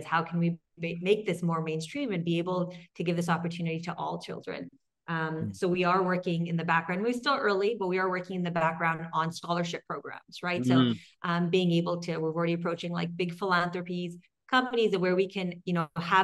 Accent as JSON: {"language": "English", "region": "Quebec", "country": "Canada", "said": "I'm from Quebec"}